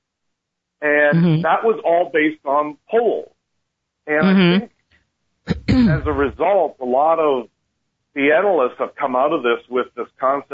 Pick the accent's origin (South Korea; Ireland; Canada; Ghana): Canada; now in United States; I'm originally Canadian, and as soon as I got my citizenship